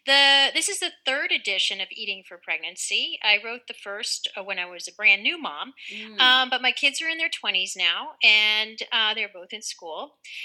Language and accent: English; India; born there; And yeah, I was born in India.